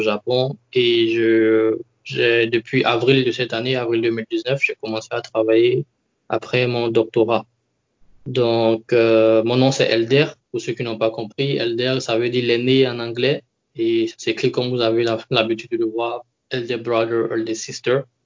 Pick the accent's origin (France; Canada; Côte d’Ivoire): Côte d’Ivoire; moved away as an adult; now in Japan; Je suis d'origine ivoirienne. Je suis ivoirien